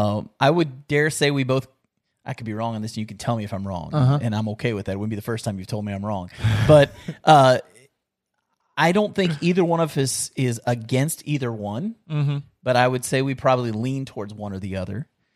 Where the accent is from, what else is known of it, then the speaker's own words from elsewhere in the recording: West Virginia, United States; born there; also born or lived in Kentucky; I was born in West Virginia, bro.